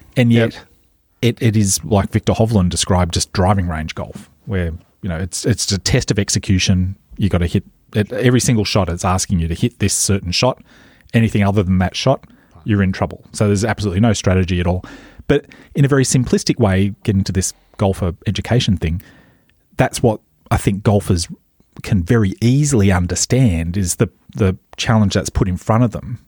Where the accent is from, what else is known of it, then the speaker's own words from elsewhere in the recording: Maitland, New South Wales, Australia; Where I grew up in Maitland